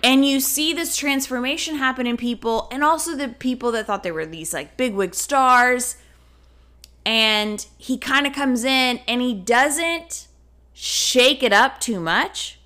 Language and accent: English; the South, United States; moved away; us growing up in the South